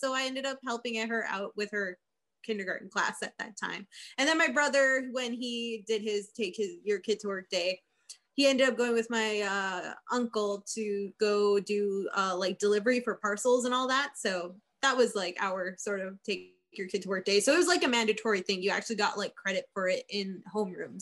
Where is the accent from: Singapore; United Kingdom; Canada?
Canada; Winnipeg, Manitoba; I'm from Winnipeg, but I am currently working in a very small town up north in the middle of nowhere